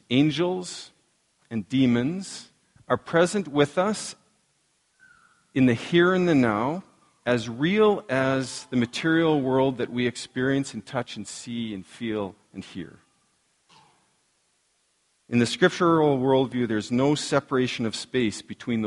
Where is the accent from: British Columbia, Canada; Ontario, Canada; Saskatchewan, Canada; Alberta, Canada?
Saskatchewan, Canada; La Ronge; I remember growing up in La Ronge